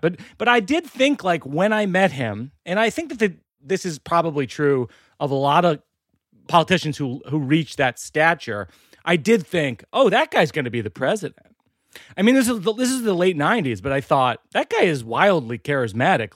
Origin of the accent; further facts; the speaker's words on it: Shrewsbury, Massachusetts, United States; I grew up in Shrewsbury, Mass, outside of Worcester